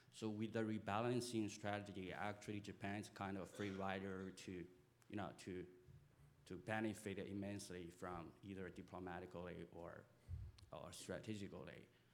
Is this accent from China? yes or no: yes; China; moved away; I'm from China.